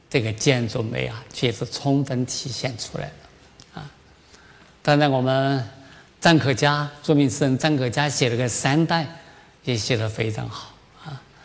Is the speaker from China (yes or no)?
yes; China; 我们中国人